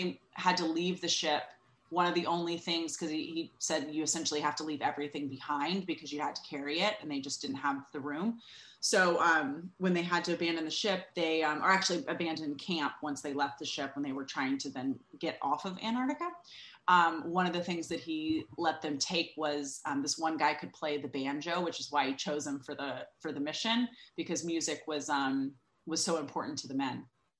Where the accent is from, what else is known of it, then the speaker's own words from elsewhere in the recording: California, United States; also born or lived in Georgia / North Carolina; now in New York, United States; California, the state from which I hail, sort of, mostly. I said the other day, somebody's like, where are you from? And I'm like, California via Georgia and North Carolina, but now I live in New York.